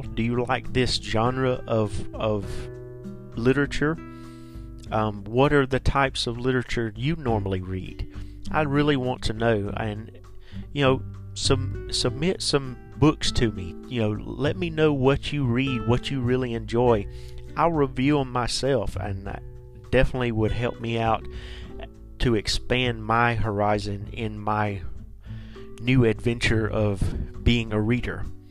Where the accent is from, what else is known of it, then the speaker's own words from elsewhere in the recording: the South, United States; Now I'm from the South. We say pecan.